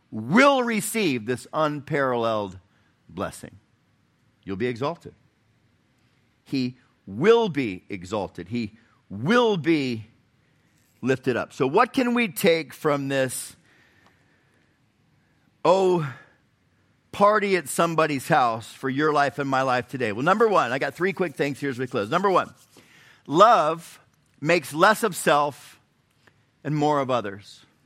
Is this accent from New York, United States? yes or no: no; Chattanooga, Tennessee, United States; I'm from Chattanooga, but we, we stayed in Nashville last night.